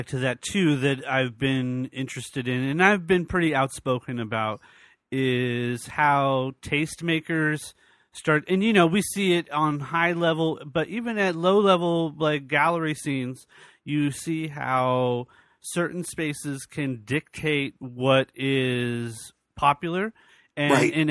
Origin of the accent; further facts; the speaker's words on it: New York, United States; moved away as an adult; also born or lived in Virginia; I grew up in New York